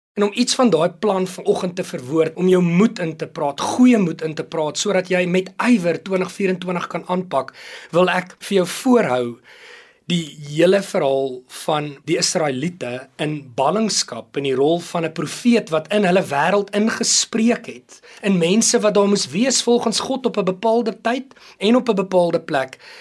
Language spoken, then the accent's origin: Afrikaans; South Africa; ons is Suid-Afrikaners